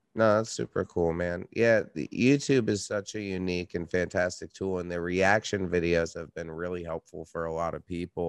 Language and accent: English; Red Hook, New York, United States; moved away as an adult; now in Brooklyn, United States; I live in Brooklyn, but I grew up in upstate New York.